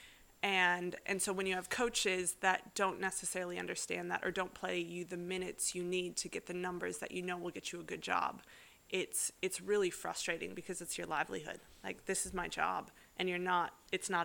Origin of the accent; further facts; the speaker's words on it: North Dakota, United States; now in Perth, Australia; I grew up in North Dakota.